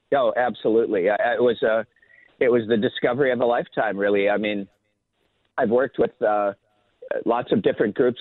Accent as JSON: {"language": "English", "town": "Minnetonka", "region": "Minnesota", "country": "United States", "tie": "born or raised there", "said": "in the suburbs uh, where I grew up in Minnetonka Hopkins area"}